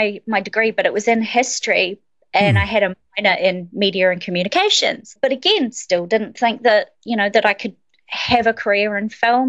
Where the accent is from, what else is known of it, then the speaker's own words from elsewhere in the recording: Christchurch, Canterbury, New Zealand; So born and raised in Christchurch, New Zealand. My mum is actually Australian and my dad is a Kiwi. So I sort of grew up with a little bit of a strange accent because, yeah, with my mum, she had a very strong Australian accent.